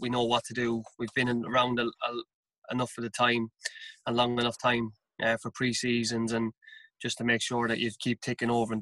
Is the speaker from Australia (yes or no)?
no; Carlow, Leinster, Ireland; moved away as an adult; also born or lived in Bagenalstown; now in United Kingdom; myself and my wife, we're both from Carlow, and we looked at going home